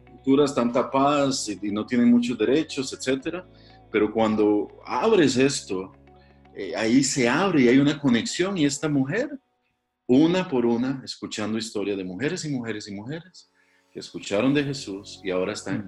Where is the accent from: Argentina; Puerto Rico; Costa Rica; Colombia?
Costa Rica; also born or lived in Africa / India; soy costarricense